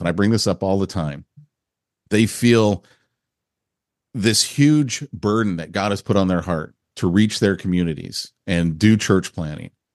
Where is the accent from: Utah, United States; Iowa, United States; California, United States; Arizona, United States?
California, United States; Burlingame; moved away as an adult; also born or lived in San Bruno; now in Texas, United States; I grew up in Burlingame and San Bruno, and then moved to Southern California to go to college